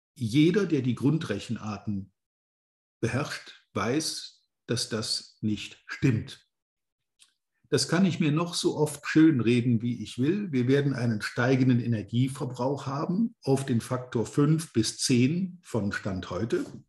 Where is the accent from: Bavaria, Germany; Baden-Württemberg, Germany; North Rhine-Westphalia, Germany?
North Rhine-Westphalia, Germany; Rhineland lignite area; ich auch hier in meiner alten Heimat inzwischen schon länger wieder wohne